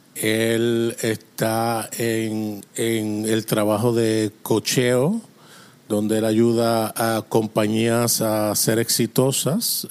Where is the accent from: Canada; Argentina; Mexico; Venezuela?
Canada; Toronto, Ontario; Spanish is a second language; also born or lived in Springfield, Missouri; now in Atlantic Canada, Canada; yo soy de Canadá okay. y vivo en Canadá, así que nací en Toronto, pero ahora vivo en el lado este, en la costa este